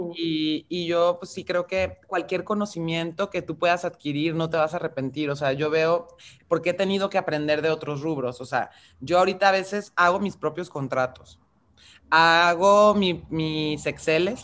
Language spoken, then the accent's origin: Spanish; Mexico; tenemos por contexto identitario como mexicanas, como mexicanos